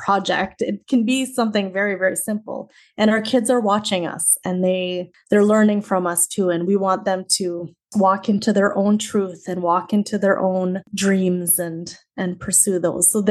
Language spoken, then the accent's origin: English; Canada; also born or lived in Saskatchewan; I am from Canada. I live in the Canadian prairies in the province of Saskatchewan